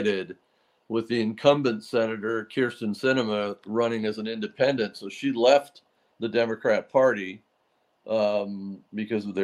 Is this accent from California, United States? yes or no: yes; Laguna Beach, California, United States; I grew up in Laguna Beach, California